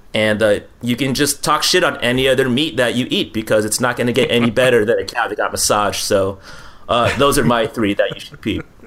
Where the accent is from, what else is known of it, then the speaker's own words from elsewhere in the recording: Philippines; I'm Filipino